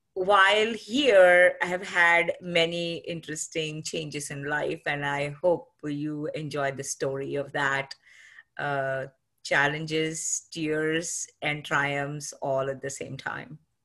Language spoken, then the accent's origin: English; Pune, Maharashtra, India; moved away as an adult; now in United States; I'm from Maharashtra and grew up, uh, in a beautiful city called Pune